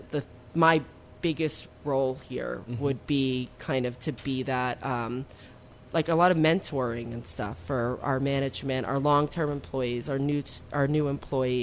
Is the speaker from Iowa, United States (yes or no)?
no; West Milford, New Jersey, United States; my hometown in West Milford, New Jersey